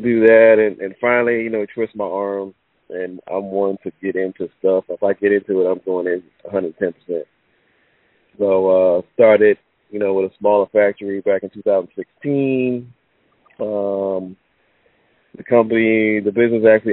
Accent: New York, United States; moved away; also born or lived in North Carolina / Dominican Republic; I'm originally from New York

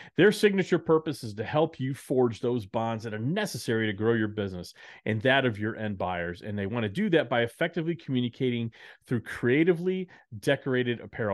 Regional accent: Dallas, Texas, United States; also born or lived in Chicago / New York; now in Nashville, United States; growing up in Dallas, uh, where, where I grew up

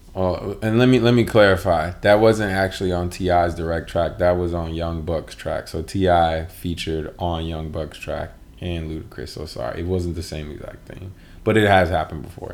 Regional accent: Michigan, United States; I'm from Michigan

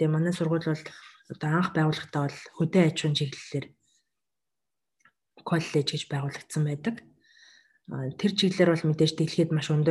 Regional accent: Mongolia; moved away as an adult; now in Japan

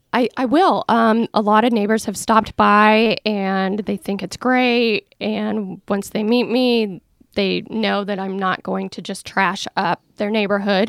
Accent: Iowa, United States; now in Oregon, United States; where I grew up in Iowa.

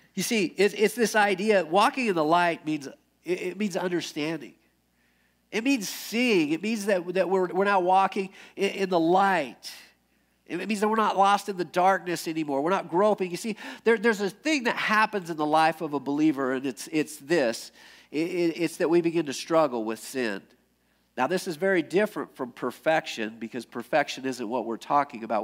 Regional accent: United States; I grew up in America

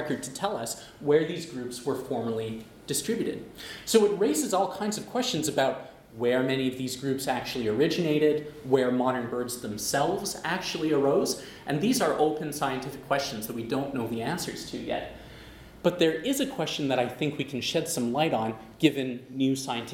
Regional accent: Western Canada, Canada; I'm from Western Canada.

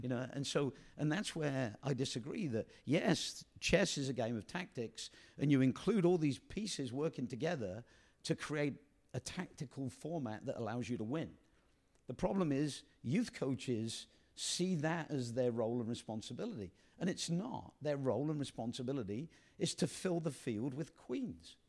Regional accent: England, United Kingdom; moved away as an adult; now in United States; the way I was brought up in England

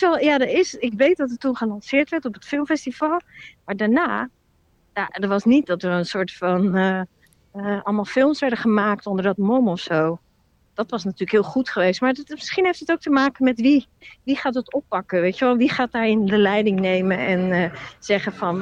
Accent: Rotterdam, South Holland, Netherlands; also born or lived in Amsterdam; Ik, ik kom niet uit Amsterdam. Ik loop nu wel door Amsterdam, maar ik kom uit Rotterdam

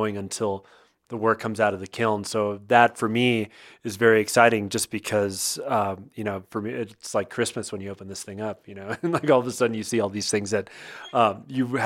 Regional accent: Miami, Florida, United States; as a kid growing up in Miami, I grew up, you know, going to the beach

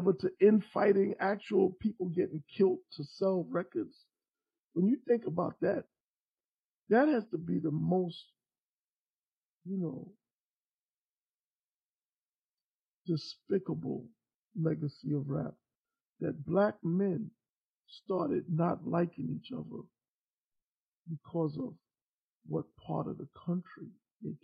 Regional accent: New York, United States; I'm from New York

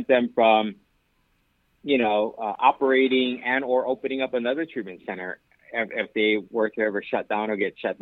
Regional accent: Hawaii, United States; moved away as an adult; also born or lived in Southern California; now in Aliso Viejo, United States; I'm originally from Hawaii and moved here to Southern California about 8 years ago

